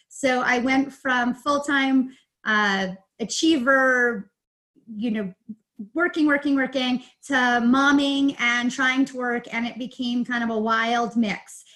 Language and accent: English; New York, United States; moved away as an adult; also born or lived in Pennsylvania; now in Denver area, Colorado, United States; I am actually originally from New York. And so East Coast girl and went to school upstate New York